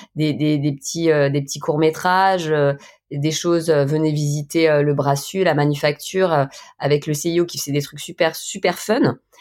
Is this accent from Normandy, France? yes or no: no; Saint-Étienne, Auvergne-Rhône-Alpes, France; now in Haute-Savoie, France; je suis originaire Saint-Étienne, hein, mais maintenant je suis haute savoyarde